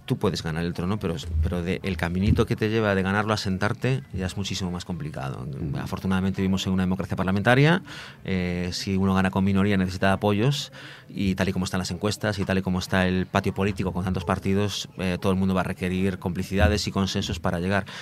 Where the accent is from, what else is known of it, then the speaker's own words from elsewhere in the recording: Galicia, Spain; yo soy gallego